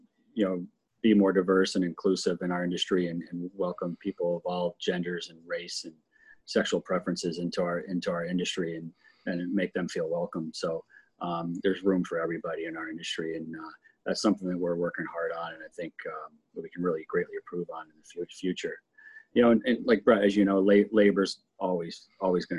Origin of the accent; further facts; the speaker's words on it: Telluride, Colorado, United States; I grew up in Telluride for quite a few years